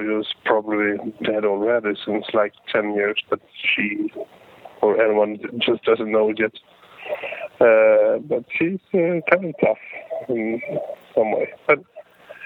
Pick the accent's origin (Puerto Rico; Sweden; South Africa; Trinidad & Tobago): Sweden; I'm from Sweden